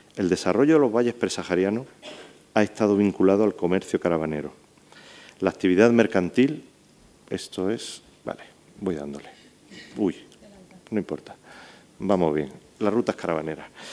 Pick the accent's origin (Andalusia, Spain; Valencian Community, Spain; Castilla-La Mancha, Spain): Andalusia, Spain; accent: Andalusian; also born or lived in Morocco; Perdonadme por mi acentillo andaluz, pero es que me crié por ahí, por eso lo tengo así.